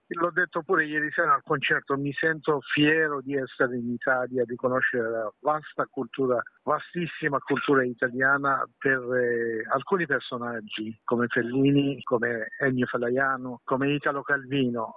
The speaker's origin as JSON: {"language": "Italian", "country": "Iran", "second_language": "Italian", "moved": "yes", "lives_now": "Italy", "said": "nel mio paese, nel Medio Oriente"}